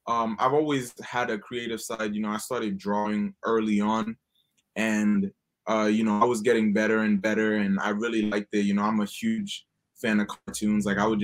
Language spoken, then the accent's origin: English; Haiti; now in United States; I grew up in Haiti.